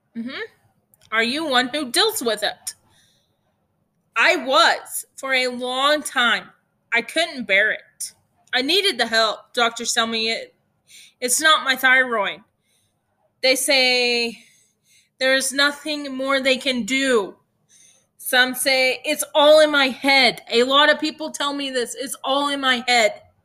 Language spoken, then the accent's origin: English; Hereford, Texas, United States; I am from Hereford, Texas, which is the beef capital of the world